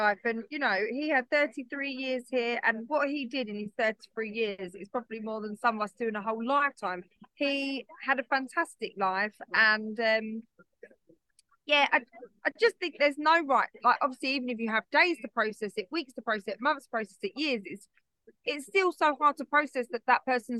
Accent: United Kingdom; we're so British, even the way people think I should be at 33 and a widow

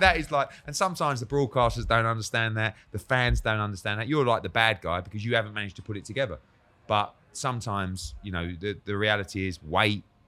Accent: United Kingdom; I'm sort of there as a Brit

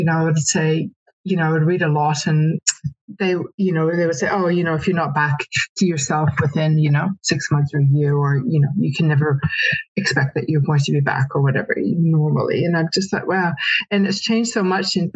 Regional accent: Canada; now in New Zealand; I had to travel back to Canada. I'm from Canada.

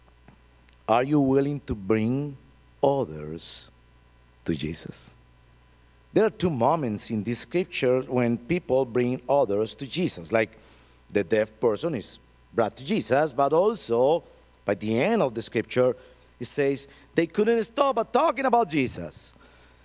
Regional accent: Colombia; English is a second language

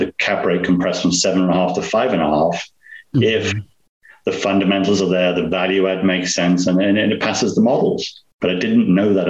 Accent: Nottingham, East Midlands, United Kingdom; moved away; I'm from England. Accent. I'm from a place called Nottingham in England. I call it Robin Hood country

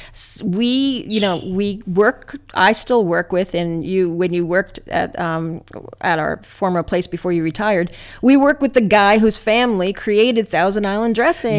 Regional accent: New Jersey, United States; I grew up in New Jersey

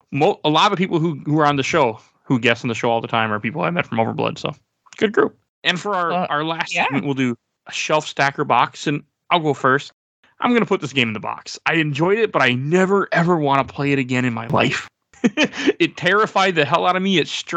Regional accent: Malaysia; English is a second language; I always bring my dictionary because I don't understand some English words because I'm Malaysian.

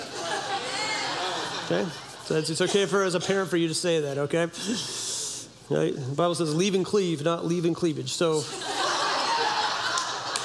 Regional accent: Humboldt County, California, United States; I grew up in Humboldt County, California

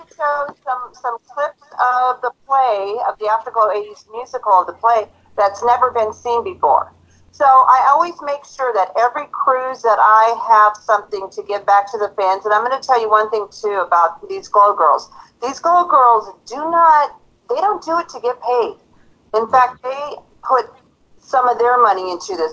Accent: Auburn, Washington, United States; I'm from Auburn, Washington

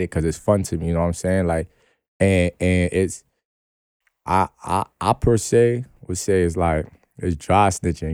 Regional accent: New York City, New York, United States; I'm from New York

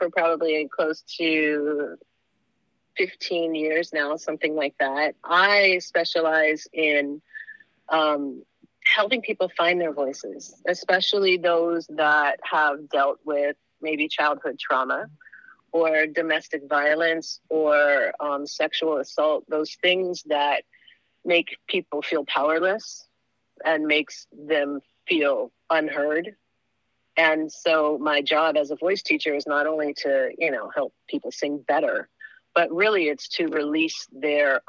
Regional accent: Haiku, Hawaii, United States; I grew up in Haiku

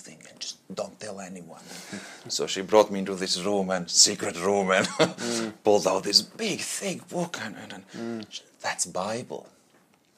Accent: Latvia; English is a second language; moved away as an adult; now in Australia; originally I'm from Latvia. That's a small country in Eastern Europe, right next to Russia. So it's hard to find on map, just a little spot. That's where my childhood was then.

